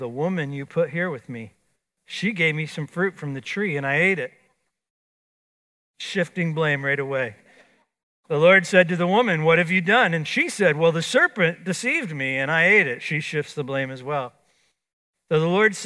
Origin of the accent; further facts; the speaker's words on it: Florida, United States; I grew up in Florida.